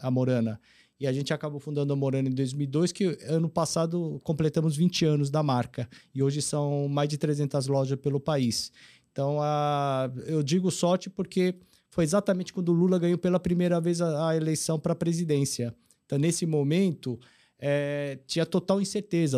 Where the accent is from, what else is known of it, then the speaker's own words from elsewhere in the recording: Brazil; also born or lived in South Korea / Alphaville, Brazil; Eu cheguei aqui no Brasil em 72, então vim com meus 8 anos, hoje eu tenho 58. Então, nasci na Coreia